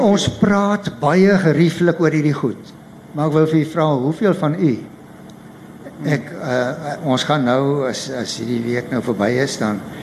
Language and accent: Afrikaans; Paarl, Western Cape, South Africa; also born or lived in Stellenbosch; ek kom van die Parel af, ek het daar groot geword.